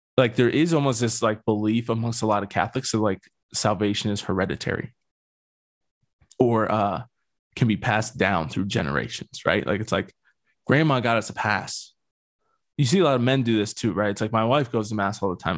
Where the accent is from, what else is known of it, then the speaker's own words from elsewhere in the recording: Pennsylvania, United States; now in Colorado, United States; I'm from Pennsylvania